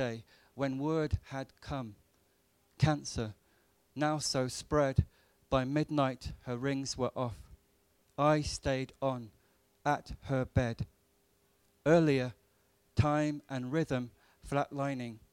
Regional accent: Birmingham, West Midlands, United Kingdom; I was born in Birmingham

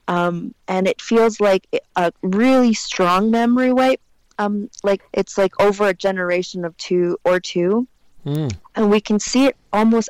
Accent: China; I said, "I don't know, China."

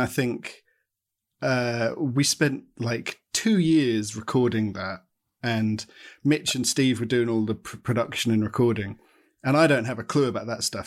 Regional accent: Watford, East of England, United Kingdom; born or raised there

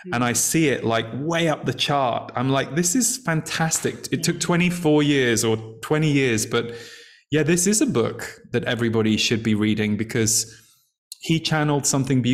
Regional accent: England, United Kingdom; when I was growing up in England

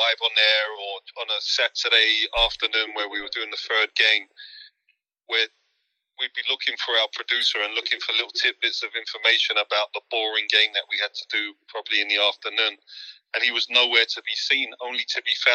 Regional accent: London, United Kingdom; accent: West London; moved away as an adult; also born or lived in Sunderland / Italy; I'm not from Hammersmith. I'm from Ladbroke Grove, Notting Hill, which is a different part of West London.

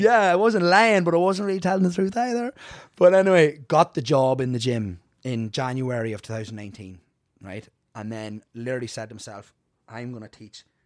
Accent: Ireland; moved away as an adult; also born or lived in Bronx, New York; now in United States; both parents were Irish, so I was here till about maybe four

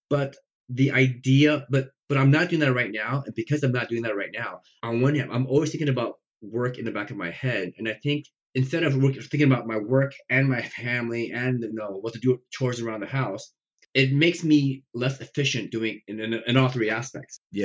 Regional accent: Nebraska, United States; born or raised there; English is a second language; also born or lived in Taiwan

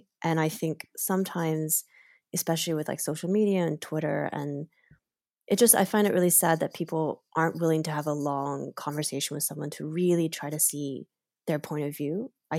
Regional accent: Kentucky, United States; growing up in Kentucky

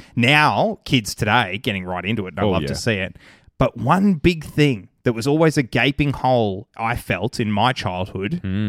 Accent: Australia; as happy as I was to grow up in Australia

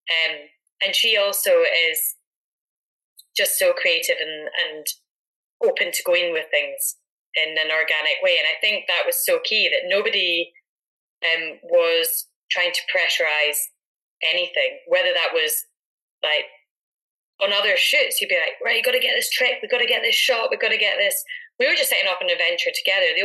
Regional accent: Edinburgh, Scotland, United Kingdom; her growing up in Aberdeenshire, myself in Edinburgh, um, but both having a connection to the Highlands.

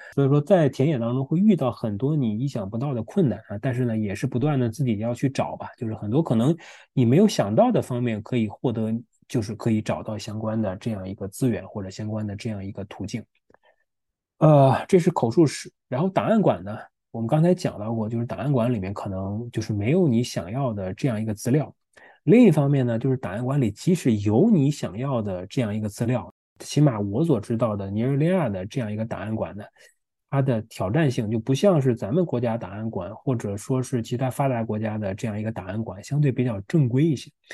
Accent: China; 我是中国人

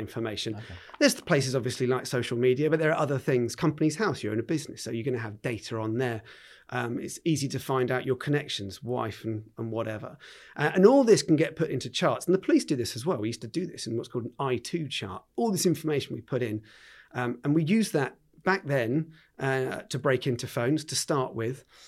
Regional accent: Wimborne, South West England, United Kingdom; I've been a Dorset lad all the way through. Um, went to QE um, in Wimborne

